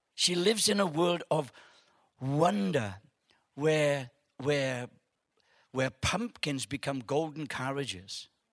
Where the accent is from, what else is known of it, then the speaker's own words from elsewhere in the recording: Wales, United Kingdom; I'm from Wales